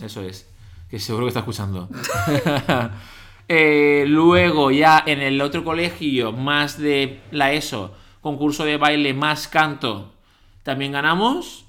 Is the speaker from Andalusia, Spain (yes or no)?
no; Valencia, Valencian Community, Spain; de Valencia, tengo 31 años